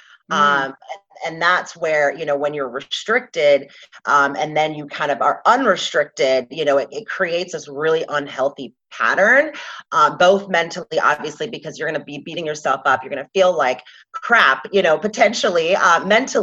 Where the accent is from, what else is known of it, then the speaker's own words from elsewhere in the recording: Atlanta, Georgia, United States; moved away as an adult; also born or lived in Washington State; now in Scottsdale, United States; I grew up in the South in Atlanta, Georgia